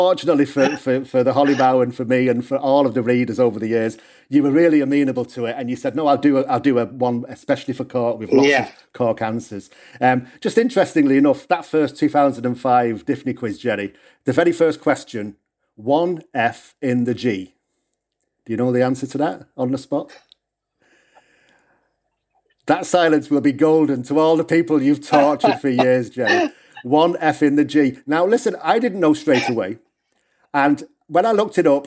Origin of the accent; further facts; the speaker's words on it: the north of England, United Kingdom; moved away; obviously you can hear from my accent, I'm from England originally, the north of England.